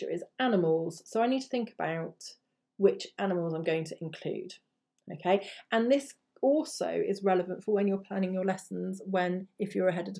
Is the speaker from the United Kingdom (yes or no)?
yes; England, United Kingdom; I'm just an English person who's learned those languages